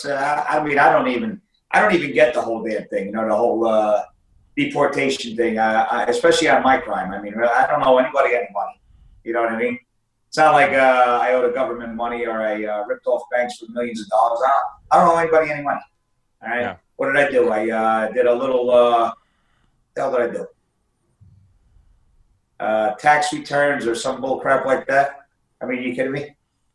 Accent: New Jersey, United States; moved away as an adult; now in Italy; I grew up in New Jersey, and New Jersey

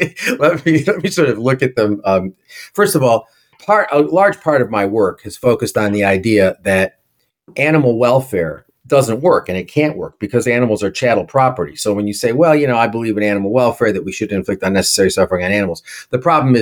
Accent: New York City, New York, United States; I'm a New Yorker

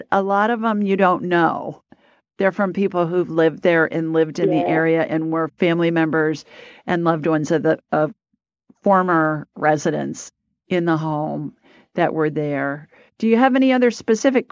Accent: Alabama, United States

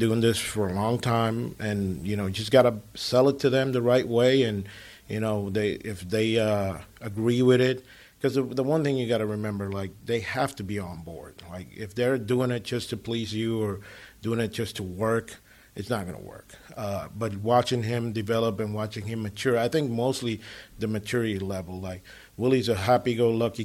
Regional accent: San Pedro de Macorís, Dominican Republic; moved away; I'm from San Pedro de Macorís

